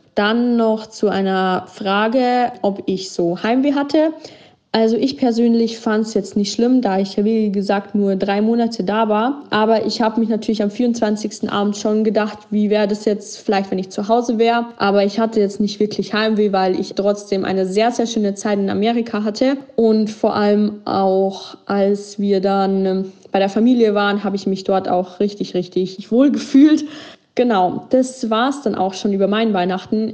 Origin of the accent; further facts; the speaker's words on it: Germany; bei uns in Deutschland